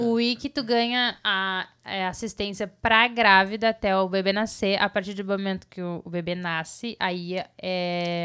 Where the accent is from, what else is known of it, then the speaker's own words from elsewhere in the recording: Brazil; moved away as an adult; nós crescemos no Brasil com, com mais coisas naturais em volta, sabe? Tipo, a gente morava num sítio